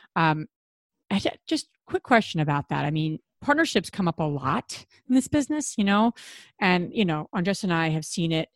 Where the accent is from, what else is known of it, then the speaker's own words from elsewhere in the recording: New Jersey, United States; we're all from Jersey